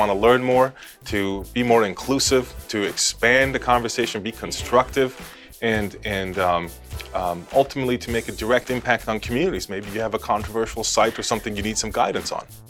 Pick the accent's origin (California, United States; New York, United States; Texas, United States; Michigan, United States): California, United States; Los Angeles; I grew up in Los Angeles in California.